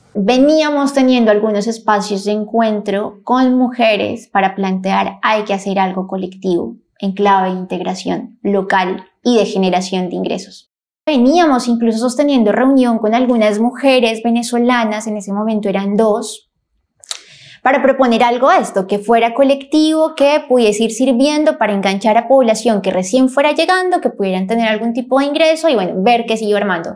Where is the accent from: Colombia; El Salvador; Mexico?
Colombia; moved away as an adult; now in Buenos Aires, Argentina; Soy colombiana